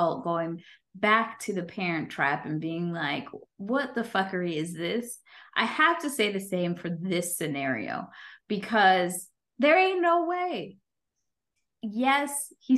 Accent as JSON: {"language": "English", "region": "New York", "country": "United States", "said": "as a New Yorker"}